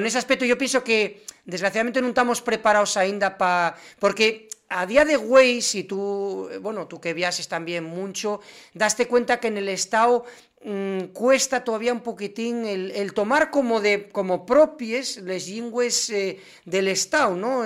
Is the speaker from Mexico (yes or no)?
no; Asturias, Spain; los asturianos somos, y los asturianos